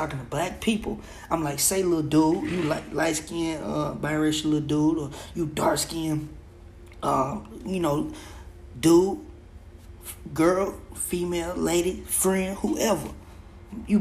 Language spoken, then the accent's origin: English; Oklahoma, United States; growing up in Oklahoma around mostly white people